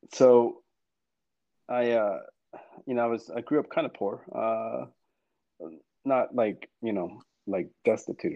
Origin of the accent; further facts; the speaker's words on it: Thailand; Thai, I'm from Thailand.